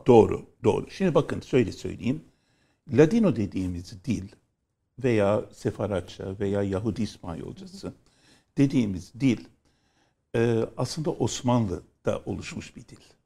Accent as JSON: {"language": "Turkish", "region": "Istanbul", "country": "Turkey", "tie": "born or raised there", "said": "memleket neresi? Dedi. İstanbul dedim"}